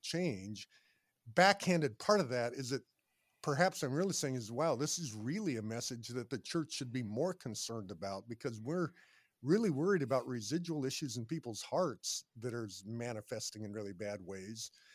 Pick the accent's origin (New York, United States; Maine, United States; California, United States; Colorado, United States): Colorado, United States; Boulder; I grew up in Boulder, Colorado